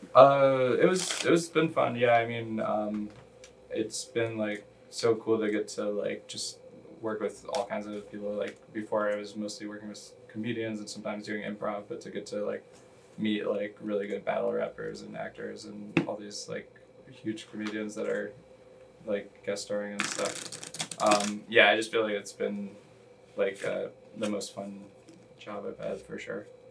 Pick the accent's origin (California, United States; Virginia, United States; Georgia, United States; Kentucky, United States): Kentucky, United States; Louisville; moved away as an adult; also born or lived in Pittsburgh, Pennsylvania / Beloit, Wisconsin; I am from Louisville, Kentucky originally. Born in Ooh. Pittsburgh, but grew up Louisville, Kentucky